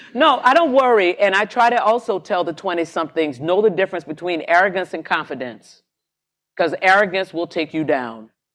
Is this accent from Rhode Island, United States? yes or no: no; Jacksonville, Florida, United States; moved away as an adult; I come from Jacksonville, Florida